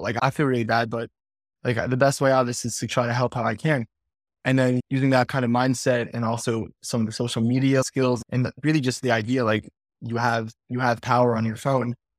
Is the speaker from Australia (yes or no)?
no; Five Towns, New York, United States; I'm from the Five Towns.